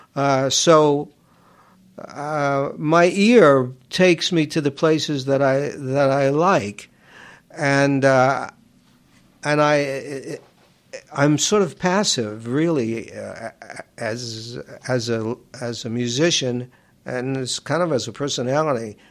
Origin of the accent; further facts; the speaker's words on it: New York City, New York, United States; I grew up in Queens